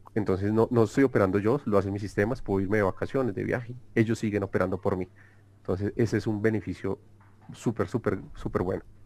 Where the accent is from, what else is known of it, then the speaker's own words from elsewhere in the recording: Colombia; soy de Colombia